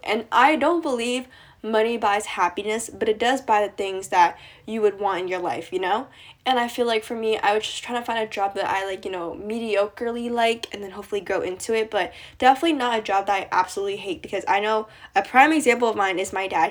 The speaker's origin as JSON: {"language": "English", "region": "East Coast of the US", "country": "United States", "said": "I'm from the East Coast of the U S"}